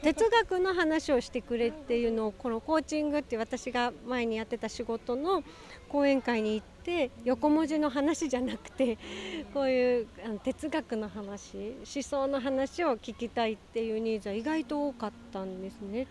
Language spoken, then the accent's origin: Japanese; Okinawa, Japan; also born or lived in Tokyo; 私は沖縄出身なので